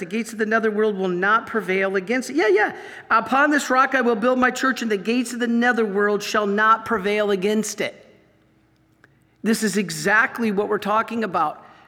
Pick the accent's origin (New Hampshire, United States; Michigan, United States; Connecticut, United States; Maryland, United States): Michigan, United States; I grew up in Michigan